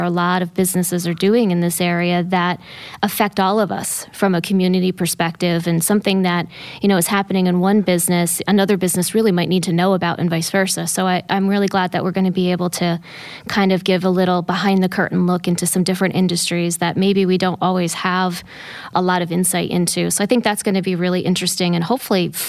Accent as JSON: {"language": "English", "area": "Columbia County", "region": "New York", "country": "United States", "said": "I'm originally from Columbia County, so not too far south of here. Been here 25 years"}